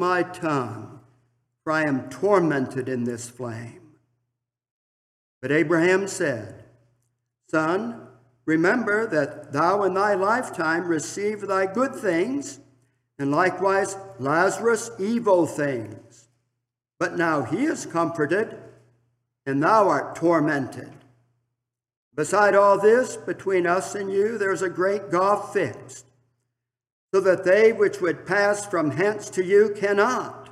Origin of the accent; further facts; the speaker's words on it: Milan, Michigan, United States; serving my hometown congregation of Milan, Michigan, as a deacon